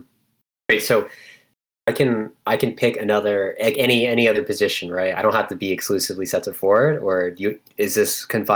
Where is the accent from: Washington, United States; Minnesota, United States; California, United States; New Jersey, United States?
New Jersey, United States; also born or lived in Montreal, Canada; I'm a Canadian and American, born in Montreal, raised in Jersey.